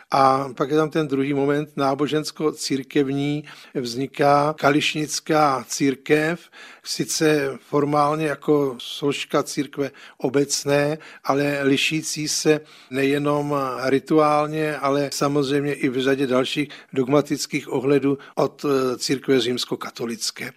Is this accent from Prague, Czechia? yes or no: yes; Prague, Czechia; jako malý kluk jsem vyrůstal na Žižkově